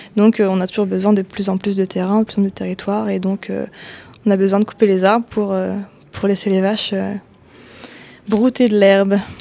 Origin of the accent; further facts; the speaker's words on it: France; en tant que Français